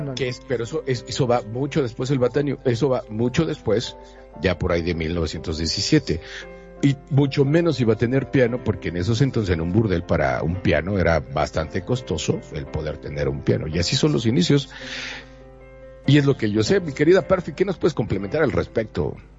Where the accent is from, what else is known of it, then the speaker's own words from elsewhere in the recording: Mexico; soy de México